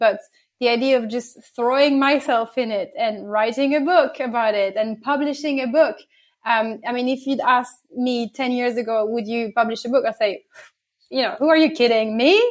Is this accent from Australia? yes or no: no; France; accent: a bit of French and English accent; now in London, United Kingdom; born and bred in France, so get a bit, bit of French and English accent in, in there.